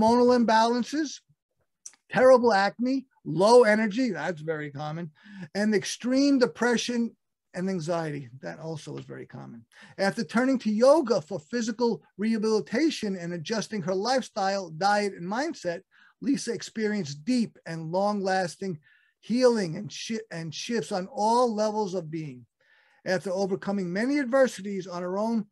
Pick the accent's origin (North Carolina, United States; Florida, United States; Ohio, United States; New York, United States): New York, United States; New York City; I'm from Brooklyn